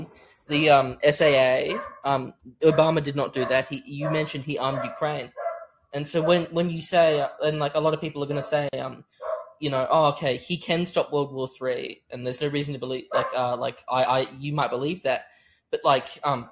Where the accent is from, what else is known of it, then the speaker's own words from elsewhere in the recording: Australia; I am an Australian male